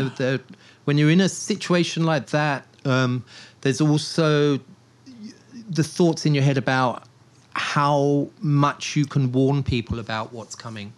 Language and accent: English; Portsmouth, South East England, United Kingdom; now in Taipei, Taiwan; Portsmouth, where I grew up